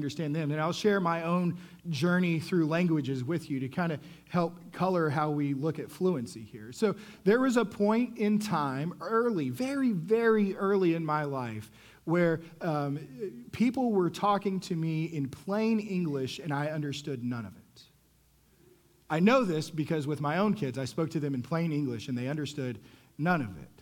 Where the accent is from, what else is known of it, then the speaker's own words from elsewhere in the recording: Texas, United States; I'm growing up in Texas, and so I get to high school